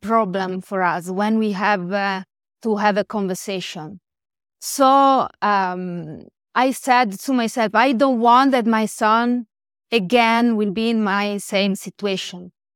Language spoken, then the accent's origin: English; northwest Italy, Italy; first language Italian; English is a second language; I'm from Italy.